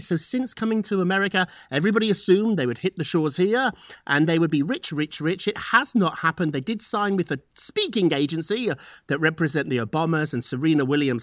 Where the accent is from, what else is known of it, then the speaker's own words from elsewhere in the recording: United Kingdom; moved away as an adult; now in United States; I'm British